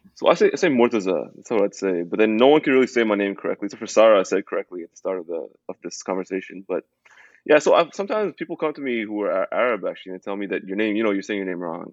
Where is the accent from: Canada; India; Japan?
Canada; Toronto, Ontario; I grew up in Toronto. I grew up, I grew up in Canada